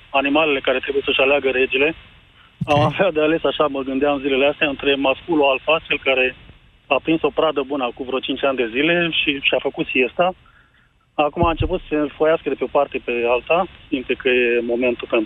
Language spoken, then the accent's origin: Romanian; Mediaș, Sibiu County, Romania; Era vorba renumită că vin de lângă Sibiu, sunt din Mediaș.